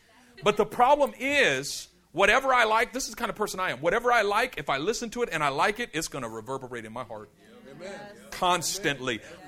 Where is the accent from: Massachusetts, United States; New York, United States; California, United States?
California, United States; Oakland; born there; I was born in East Oakland. And I know I don't sound like I was born in East Oakland, but I was born in East Oakland, okay?